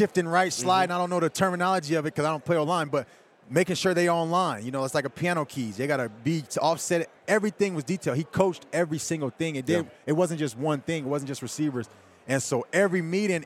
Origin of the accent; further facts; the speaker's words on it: San Francisco, California, United States; growing up in San Francisco, going in San Francisco